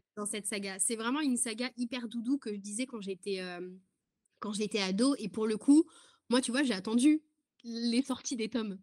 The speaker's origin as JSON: {"language": "French", "country": "France", "said": "je suis française, j'habite en France"}